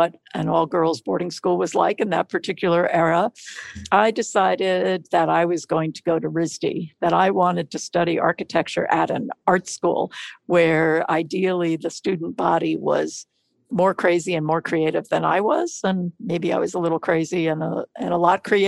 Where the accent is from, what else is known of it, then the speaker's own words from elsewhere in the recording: New York City, New York, United States; I was born in New York City and grew up in Queens, a neighborhood called Douglaston